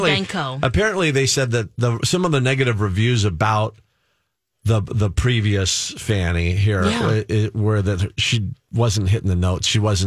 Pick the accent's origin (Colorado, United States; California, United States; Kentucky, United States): California, United States; Los Angeles; moved away as an adult; also born or lived in Tupelo, Mississippi / Memphis; I grew up in the San Fernando Valley. So if anybody knows L.A., it's Tarzana is specific, but kind of in the heart of it all, of all the valley, all things valley, right?